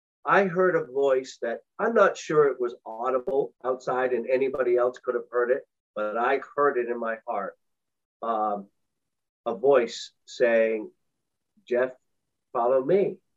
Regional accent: a town south of Boston, Massachusetts, United States; I grew up in the Episcopal Church in a town south of Boston

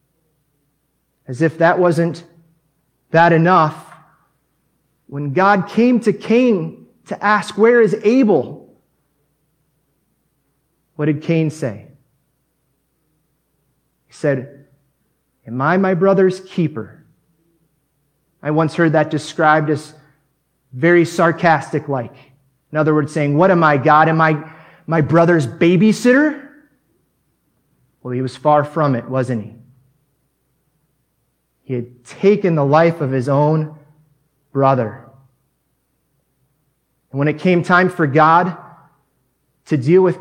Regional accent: United States; moved away as an adult; now in Mexico; as an American that just moved to Mexico

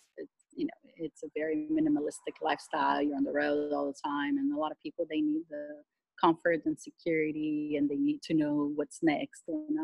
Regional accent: Miami, Florida, United States; moved away as an adult; also born or lived in Brazil / Australia; now in New Zealand; I grew up in Miami. I'm from Brazil originally

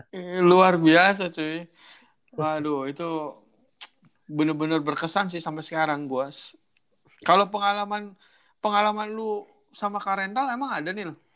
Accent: Cirebon, West Java, Indonesia; accent: Cirebon; gue asli logat gue udah kayak gini udah Cirebon banget

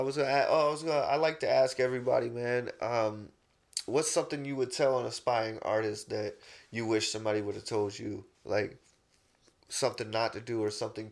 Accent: South Carolina, United States; I grew up in South Carolina, so I've always been a Clemson fan

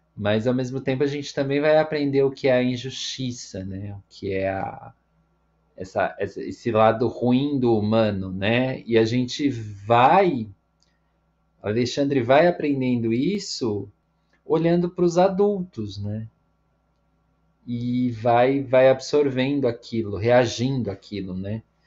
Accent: Brazil; now in São Paulo, Brazil; nós que somos brasileiros

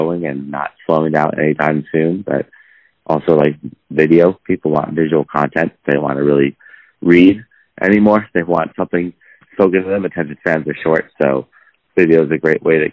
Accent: Los Angeles, California, United States; From Los Angeles, and still based out of Los Angeles. Never really left.

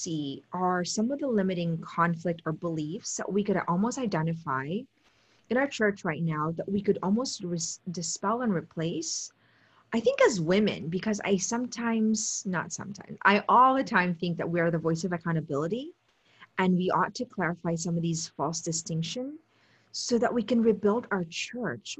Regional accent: Potomac, Maryland, United States; also born or lived in Steubenville

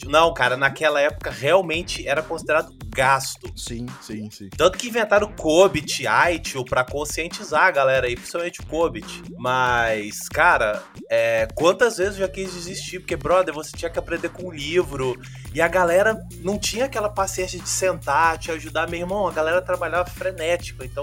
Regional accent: Vila Velha, Espírito Santo, Brazil; sou do Espírito Santo, Vila Velha.

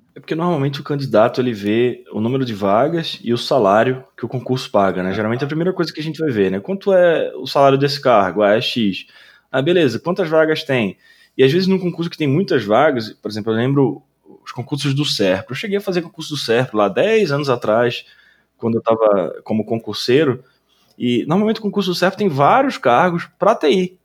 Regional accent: Recife, Pernambuco, Brazil; moved away; lá em Recife, até na, na minha terra natal

